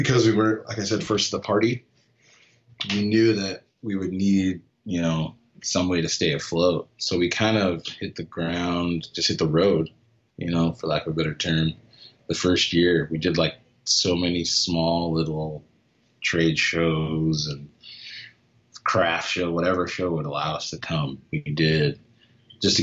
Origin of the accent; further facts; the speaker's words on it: Phoenix, Arizona, United States; I grew up in Phoenix. So always been in Phoenix, always been in the city